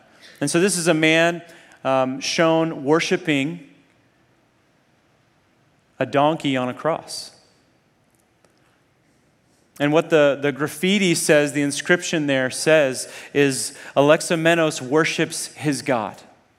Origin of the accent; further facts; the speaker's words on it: Nairobi, Kenya; also born or lived in Zambia; So I grew up in Africa, first in Zambia. When I was like 1 year old, my parents took me to the middle of nowhere, Zambia, this tiny little town. And then when I was 9, I moved to Nairobi, Kenya